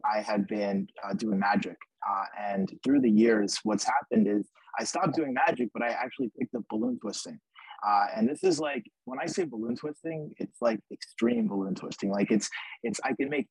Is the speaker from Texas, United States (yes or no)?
no; Long Island, New York, United States; also born or lived in Ithaca, New York; I'm from Long Island, New York